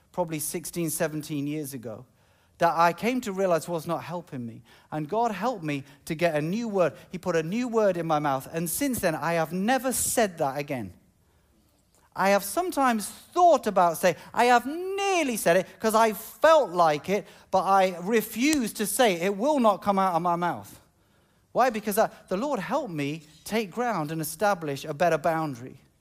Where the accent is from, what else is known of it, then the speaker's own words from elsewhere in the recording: United Kingdom; I'm British